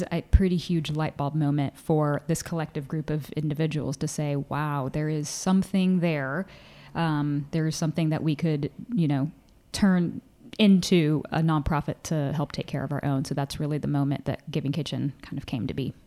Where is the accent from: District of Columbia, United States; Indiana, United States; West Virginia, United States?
Indiana, United States; Indianapolis; moved away; I grew up in Indianapolis, Indiana